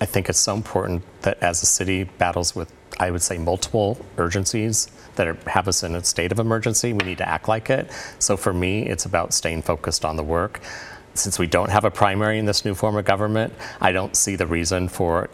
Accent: Portland, Oregon, United States; my service to my hometown.

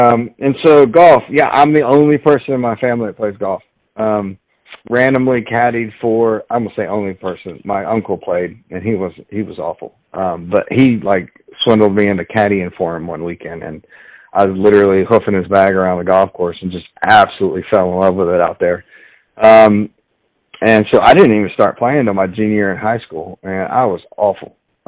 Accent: Fort Bragg, North Carolina, United States; also born or lived in Fayetteville; I'm an Army brat, so I grew up in Fort Bragg, North Carolina. I was born at Womack Hospital, which is in Fayetteville, or Fayette-Nam, as it's affectionately known.

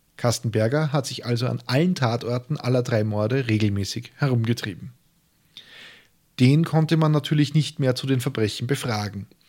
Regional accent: Austria; als Österreicher

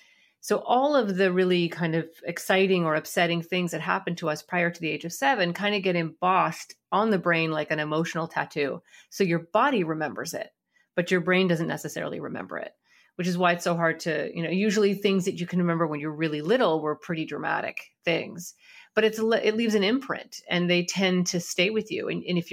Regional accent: Canada; We had all the same shows. We just wondered why nobody ever talked about Canada on them, right?

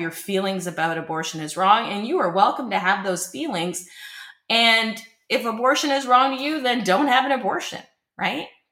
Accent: Canada; As a Canadian born and raised for the last 50 years, I've lived in Canada

